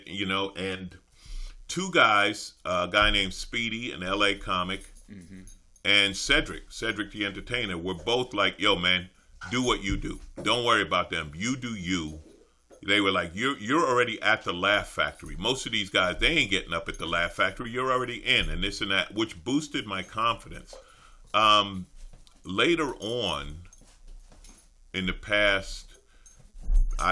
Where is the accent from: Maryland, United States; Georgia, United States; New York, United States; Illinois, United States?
New York, United States; New York City; I grew up in Queens.